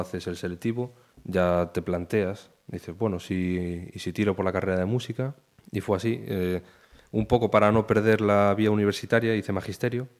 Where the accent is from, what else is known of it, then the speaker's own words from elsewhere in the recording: Pontevedra, Galicia, Spain; moved away as an adult; also born or lived in Badajoz; yo me crié en Barcelos